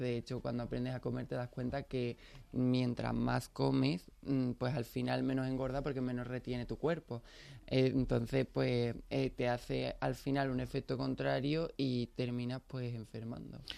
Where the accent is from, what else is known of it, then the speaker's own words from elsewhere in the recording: Pilas, Andalusia, Spain; soy de Pilas, ¿qué conoces de mi pueblo?